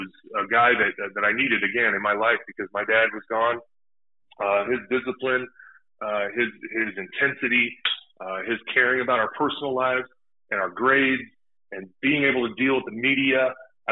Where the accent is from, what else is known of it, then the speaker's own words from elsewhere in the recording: San Diego, California, United States; moved away as an adult; also born or lived in Utah; I was born in Utah, and I grew up in San Diego